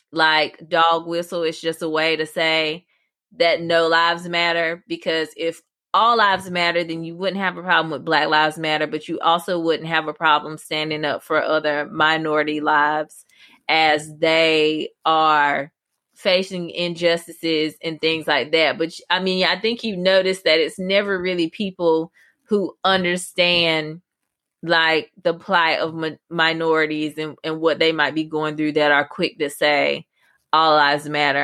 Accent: Pembroke, North Carolina, United States; my hometown, Pembroke, North Carolina

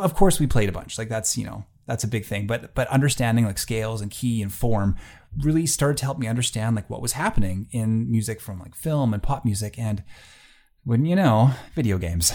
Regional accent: Gimli, Manitoba, Canada; now in Selkirk, Canada; I grew up in Gimli, Manitoba. That's a small fishing and tourist town on Lake Winnipeg.

